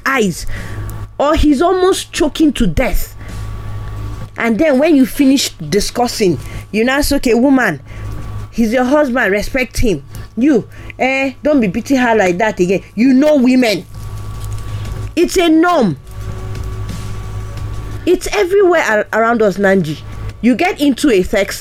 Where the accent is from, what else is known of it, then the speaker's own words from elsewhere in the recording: eastern Nigeria, Nigeria; I'm from the East